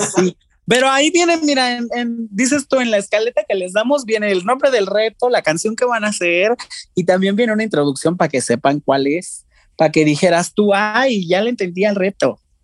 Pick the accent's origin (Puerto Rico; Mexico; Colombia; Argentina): Mexico; lo más importante para nosotros como, como mexicanos siempre fue la televisión. Nos criamos cuando estábamos chiquitos con eso